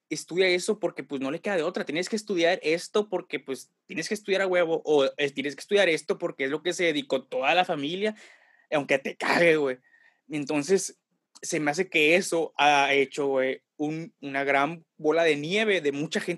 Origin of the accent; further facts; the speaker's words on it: Tampico, Tamaulipas, Mexico; moved away as an adult; Me fui de Tampico a la Ciudad de México, güey, por situaciones adversas, no para estudiar ni nada, güey.